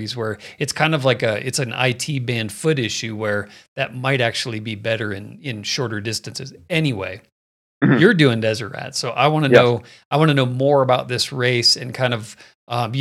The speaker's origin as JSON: {"language": "English", "town": "Phoenix", "region": "Arizona", "country": "United States", "tie": "born or raised there", "moved": "as an adult", "lives_now": "Colorado, United States", "said": "I grew up in Phoenix"}